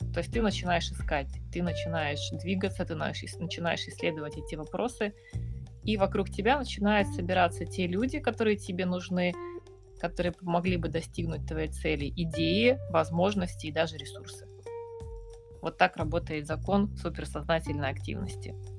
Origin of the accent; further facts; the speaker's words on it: Yakutsk, Sakha Republic, Russia; я э, Россия, город Якутск, север